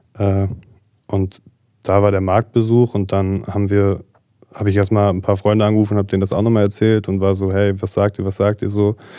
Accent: Marburg, Hesse, Germany; also born or lived in Berlin; ich komme gebürtig aus Marburg, bin hier groß geworden

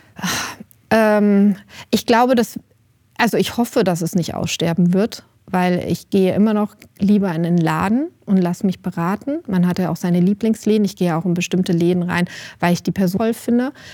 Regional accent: Rüsselsheim, Hesse, Germany; now in Bad Nauheim, Germany; ich komme ja nicht aus der Wetterau, ich komme ja aus Rüsselsheim

